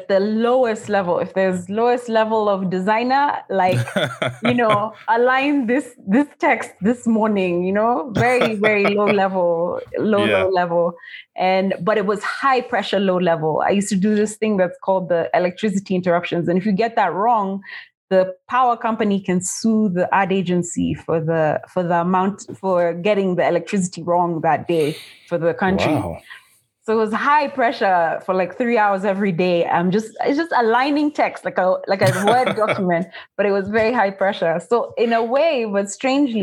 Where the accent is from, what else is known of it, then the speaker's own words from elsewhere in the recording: Nairobi, Kenya; I grew up in Nairobi, Kenya, and I went to school here